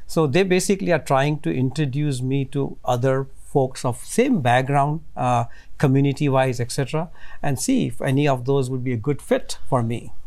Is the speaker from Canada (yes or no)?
no; India; now in United States; growing up in India